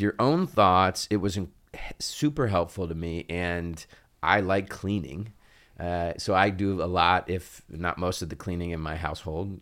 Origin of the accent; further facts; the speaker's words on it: Oxford, Ohio, United States; also born or lived in Cincinnati, Ohio; I was born in Cincinnati and I consider it home, but was really raised uh, in large part in Oxford, in Butler County